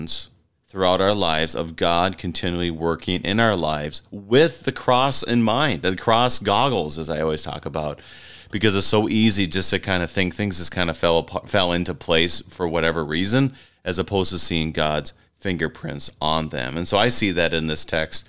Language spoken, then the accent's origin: English; Wadena, Minnesota, United States; my hometown, Wadena